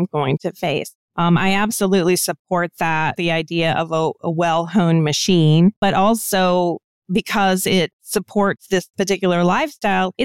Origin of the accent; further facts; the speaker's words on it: United States; also born or lived in DC metro area; I'm American, so I can only speak from my own cultural background